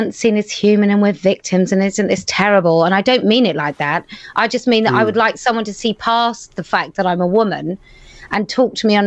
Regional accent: United Kingdom; I was there as a Brit

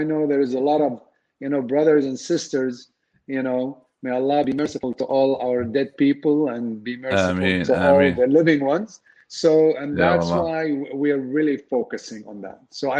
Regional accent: Dallas, Texas, United States; we are from North Dallas

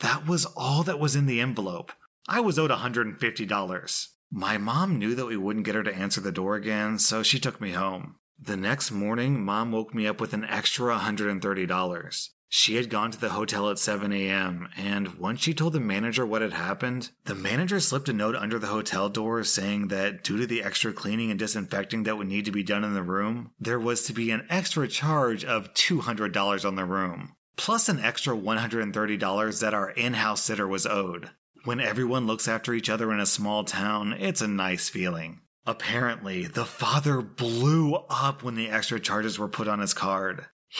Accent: Beijing, China; born there; So I was born in Beijing.

